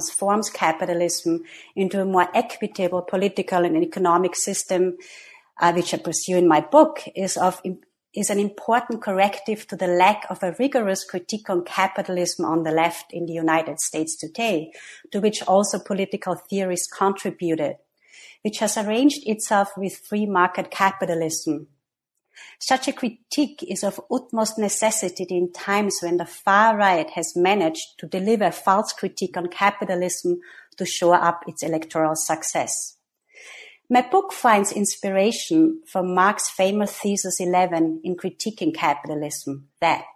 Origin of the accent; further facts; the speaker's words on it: Austria; moved away as an adult; also born or lived in New York; I am myself from Austria, where I got my master's and PhD in psychology at the University of Vienna